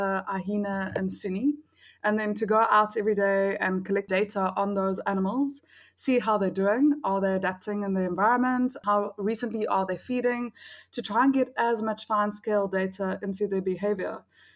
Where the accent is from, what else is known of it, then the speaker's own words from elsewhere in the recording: Cape Town, Western Cape, South Africa; Growing up in Cape Town, there's so many beautiful nature reserves around us